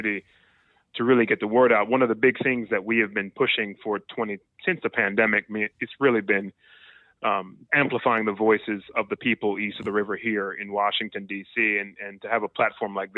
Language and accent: English; Jamaica; I was born and raised in Jamaica